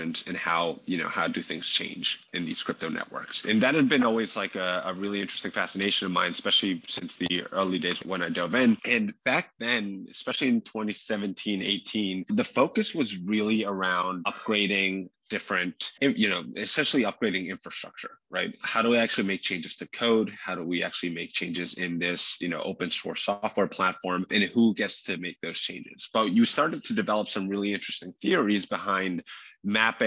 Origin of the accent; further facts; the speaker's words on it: Madrid, Community of Madrid, Spain; moved away as an adult; also born or lived in California, United States; now in New York, United States; I did grow up in Spain. I grew up in Madrid